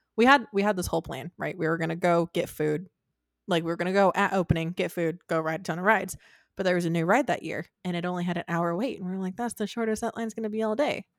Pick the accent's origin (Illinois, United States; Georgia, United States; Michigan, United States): Michigan, United States; also born or lived in Arizona; when I was three, four, I don't know, whatever we moved from Arizona to Michigan